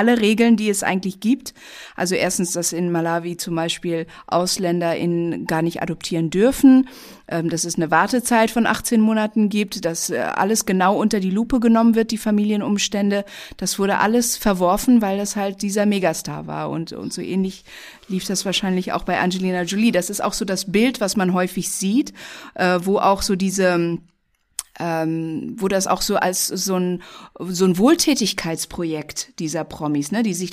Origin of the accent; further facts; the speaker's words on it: Indonesia; also born or lived in Germany; Äh, ich bin in Indonesien, in Deutschland und vielen Orten aufgewachsen